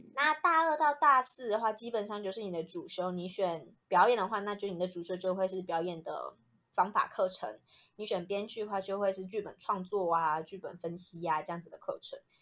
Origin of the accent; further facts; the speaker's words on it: Hsinchu, Taiwan; moved away as an adult; 家乡新竹